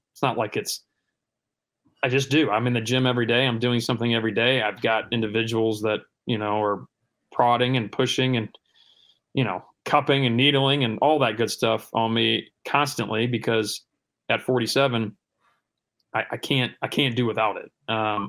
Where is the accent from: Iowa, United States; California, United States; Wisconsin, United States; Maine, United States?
Iowa, United States; Cedar Rapids; now in Georgia, United States; Growing up in Iowa